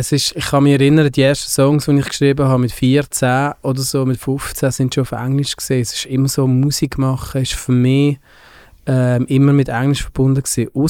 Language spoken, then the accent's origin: German; Basel, Basel-Stadt, Switzerland; accent: Basel dialect; first language Basel German; moved away as an adult; also born or lived in Australia / Graubünden; die ersten 20 Jahre in Basel aufgewachsen, das, das verlierst du nicht mehr.